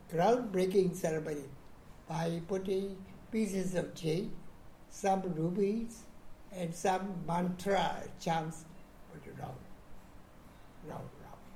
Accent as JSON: {"language": "English", "town": "Mandalay", "region": "Mandalay Region", "country": "Myanmar", "tie": "born or raised there", "moved": "yes", "lives_now": "Yangon, Myanmar", "said": "I was born in Mandalay, Upper Burma. See, that date, uh, equivalent, Yaba period, equivalent to 1929, 13 May"}